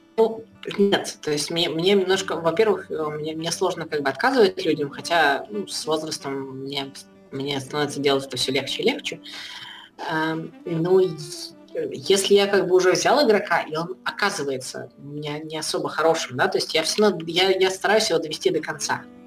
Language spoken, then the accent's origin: Russian; Belarus; я пускай белорус